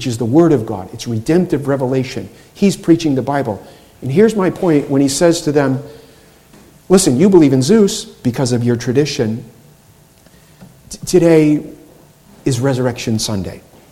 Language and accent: English; Boston, Massachusetts, United States; I grew up in Boston